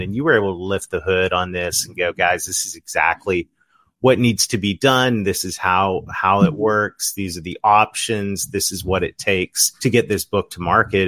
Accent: Ontario, Canada; now in southern United States; Kim and I are both Canadians. We're from Ontario

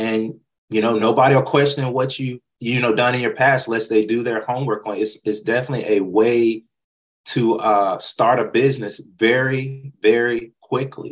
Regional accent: North Carolina, United States; moved away; That's where I was born and raised

